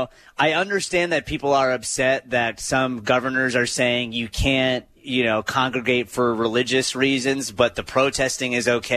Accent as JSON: {"language": "English", "region": "Michigan", "country": "United States", "said": "I'm from Michigan"}